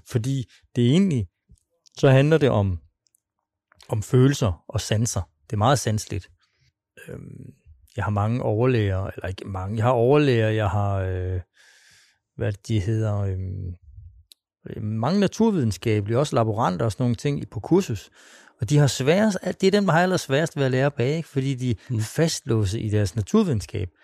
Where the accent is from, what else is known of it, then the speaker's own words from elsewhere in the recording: Svendborg, Southern Denmark, Denmark; moved away; oprindeligt er jeg fra Svendborg